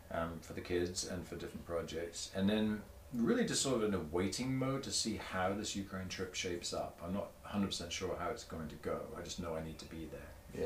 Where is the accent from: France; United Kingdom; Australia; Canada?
United Kingdom; Torbay, South West England; moved away; I grew up in a seaside town that was very much bed and breakfast hotels during the summer